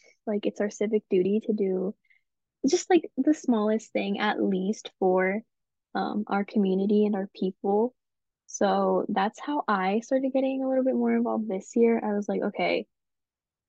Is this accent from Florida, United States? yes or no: no; Colorado, United States; moved away as an adult; now in St. Louis, United States; I am originally from Colorado, so I came here to school